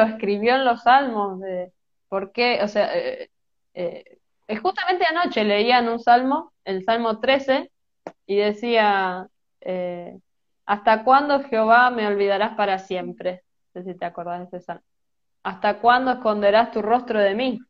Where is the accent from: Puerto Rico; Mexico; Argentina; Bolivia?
Argentina; Merlo, Buenos Aires Province; soy de Buenos Aires, Argentina, eh, de una ciudad que se llama Merlo, no estoy en la capital